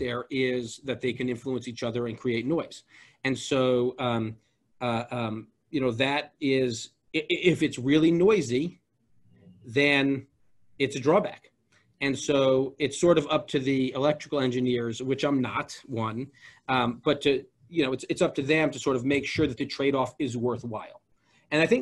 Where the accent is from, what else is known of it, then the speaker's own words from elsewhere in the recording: Georgia, United States; I'm from Georgia